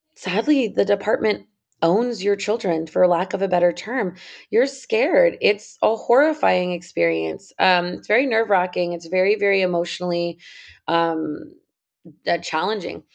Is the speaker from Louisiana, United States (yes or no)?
no; San Jose, California, United States; now in Southern California, United States; I grew up in San Jose, California